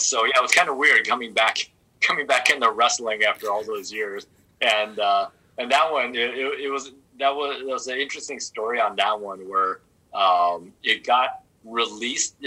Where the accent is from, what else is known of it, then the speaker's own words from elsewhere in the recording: Southern California, United States; I growing up in Southern California